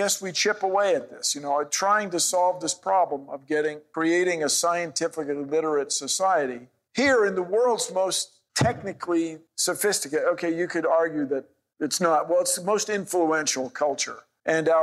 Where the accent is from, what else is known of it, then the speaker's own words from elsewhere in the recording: Washington, District of Columbia, United States; when I was a little kid growing up in Washington, D.C.